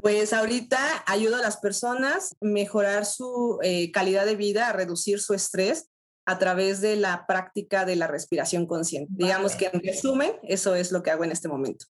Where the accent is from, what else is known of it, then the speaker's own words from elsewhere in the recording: Mexico; soy de México, tengo 33 años